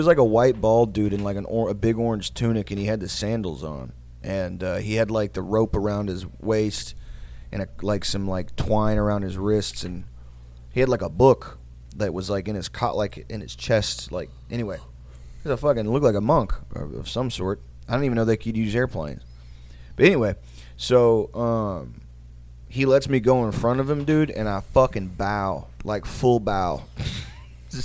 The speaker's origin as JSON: {"language": "English", "town": "Odessa", "region": "Texas", "country": "United States", "said": "I was like, I'm from Odessa. And in my stupid-ass head, I was like, people from Kiev are going to Odessa, like, as refugees?"}